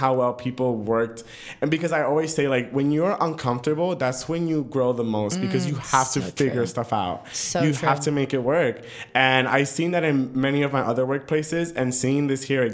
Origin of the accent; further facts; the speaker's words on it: New York City, New York, United States; moved away as an adult; now in Napa, United States; the same town I grew up